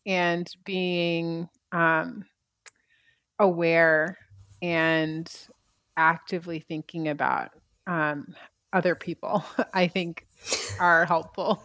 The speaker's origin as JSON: {"language": "English", "country": "United States", "also_born_or_lived": "China", "moved": "as an adult", "said": "I've been back in my home country"}